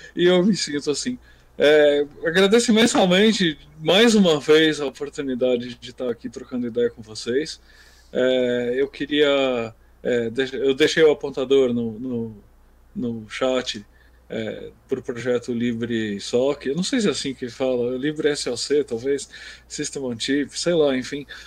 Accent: Brazil; A gente é brasileiro

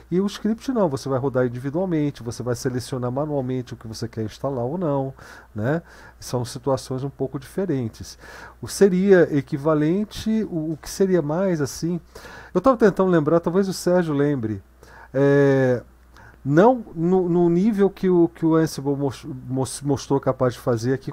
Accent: Rio de Janeiro, Brazil; É que eu sou carioca das antigas.

